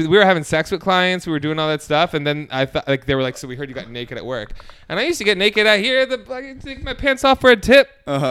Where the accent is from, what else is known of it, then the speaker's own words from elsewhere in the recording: Bergen County, New Jersey, United States; also born or lived in Manhattan / Los Angeles; now in California, United States; I grew up in Jersey